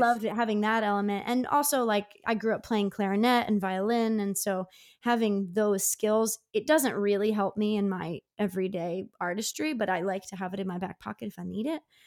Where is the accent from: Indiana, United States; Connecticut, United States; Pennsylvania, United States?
Pennsylvania, United States; Downingtown; my hometown, of Downing Town, which is about forty miles west of Philly